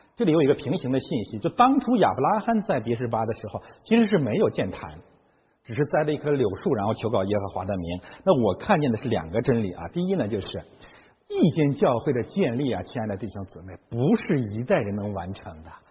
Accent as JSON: {"language": "Chinese", "region": "Heilongjiang", "country": "China", "tie": "born or raised there", "moved": "as an adult", "lives_now": "Canada", "said": "我的老家啊，黑龙江省"}